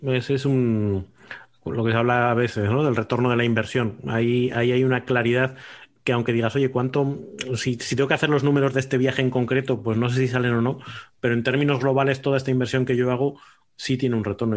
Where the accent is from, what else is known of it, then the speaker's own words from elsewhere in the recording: Salamanca, Castile and León, Spain; moved away as an adult; also born or lived in Bilbao / Madrid; now in Aranda de Duero, Spain; soy de Salamanca, dejé de vivir en Salamanca hace 25 años, pero ahora vivo en Aranda de Duero